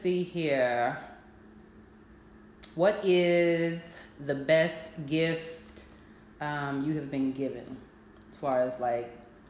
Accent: Austin, Texas, United States; first language English; I grew up in Austin, Texas.

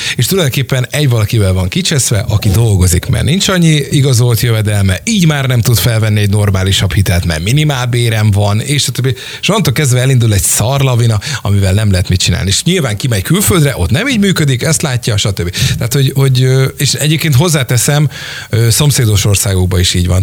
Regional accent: Hungary; mint magyarok

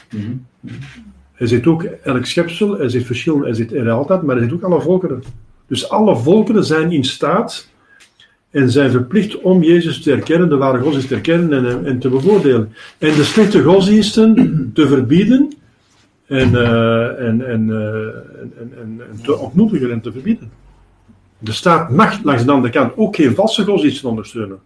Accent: Antwerp, Flanders, Belgium; ik ben van Antwerpen

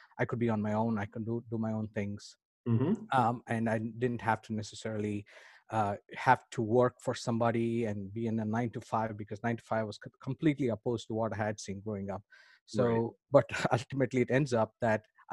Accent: India; I grew up in India.

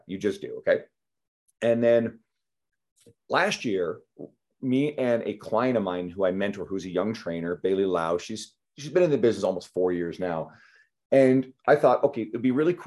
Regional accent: Canada; I'm Canadian

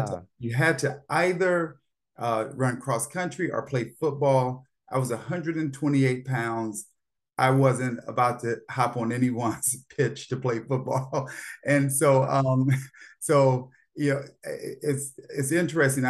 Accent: Gary, Indiana, United States; moved away as an adult; now in Washington, D.C., United States; I grew up in Gary, Indiana

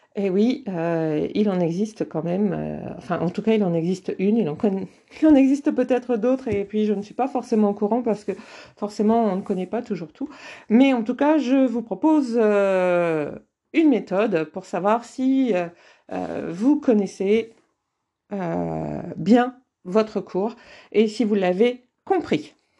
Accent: the North, Hauts-de-France, France; moi je viens d'une famille euh, du Nord. Euh, dans ma famille, on parlait ch'ti

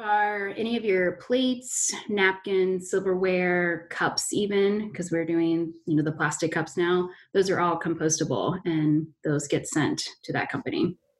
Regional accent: Fairfield, Ohio, United States; I'm from Fairfield

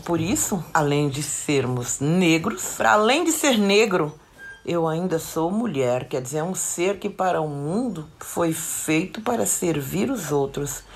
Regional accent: São Paulo, Brazil; no meu bairro Jardim Ataliba Leonel, aonde eu fui criada

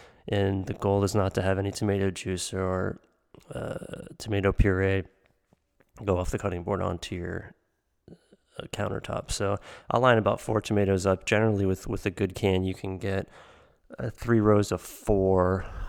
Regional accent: Pennsylvania, United States; from when I was a kid growing up in Western PA with all of the pizzas in the tomato seeds.

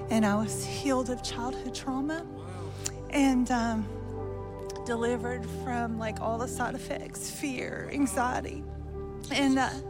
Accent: Lincolnton, North Carolina, United States; Lincolnton, North Carolina.

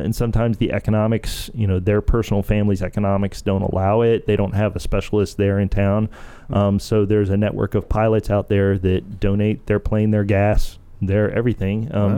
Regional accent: Delaware, United States; moved away as an adult; also born or lived in Clemson, South Carolina; I grew up in Delaware.

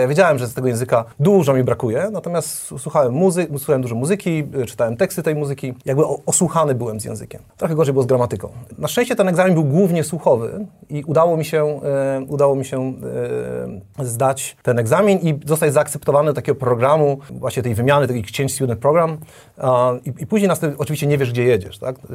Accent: Kołobrzeg, West Pomeranian Voivodeship, Poland; also born or lived in Michigan, United States; Ja pochodzę z Kołobrzegu, z mojej miejscowości.

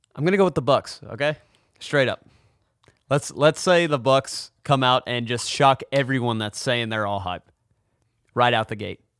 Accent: Tennessee, United States; I'm from Tennessee.

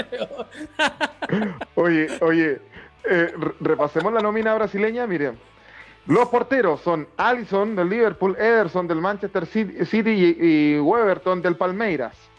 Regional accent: Chile; como chileno

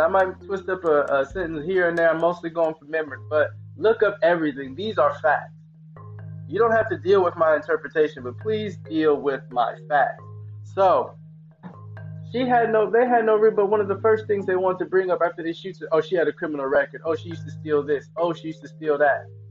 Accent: the Bay Area, California, United States; I'm from the Bay Area

